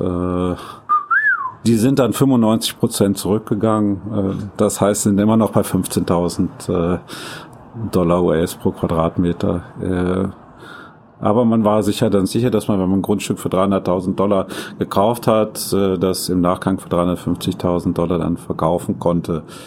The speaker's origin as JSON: {"language": "German", "town": "Düsseldorf", "region": "North Rhine-Westphalia", "country": "Germany", "also_born_or_lived": "Japan", "moved": "yes", "said": "nun komme ich aus Düsseldorf"}